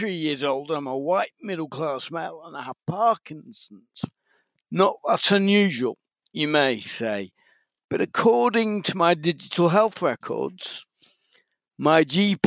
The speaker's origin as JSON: {"language": "English", "town": "Macclesfield", "region": "North West England", "country": "United Kingdom", "tie": "born or raised there", "also_born_or_lived": "Liverpool", "accent": "Mancunian", "said": "I was brought up in Macclesfield"}